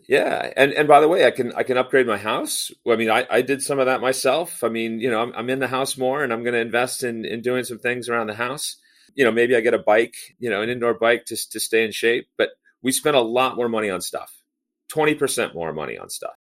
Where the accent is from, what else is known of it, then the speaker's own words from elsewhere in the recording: near Los Angeles and Long Beach, California, United States; Grew up in California. Actually, grew up pretty close to the ports of L A and, and Long Beach